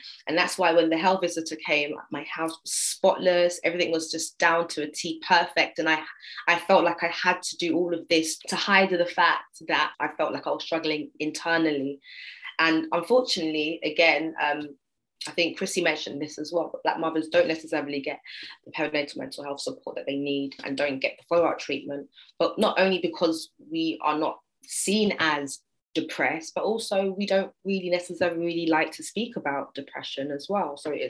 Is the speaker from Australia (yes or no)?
no; England, United Kingdom; being British, but from England